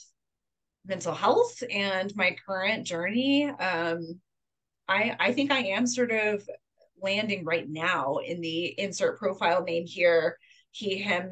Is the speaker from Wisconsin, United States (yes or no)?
no; North Carolina, United States; moved away as an adult; also born or lived in Texas; I grew up in North Carolina, and then I lived in Texas for 10 years